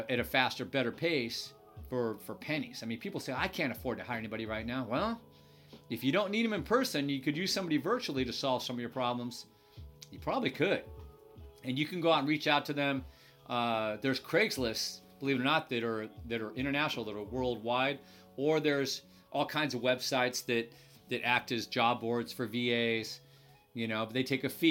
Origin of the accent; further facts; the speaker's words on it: United States; I'm an American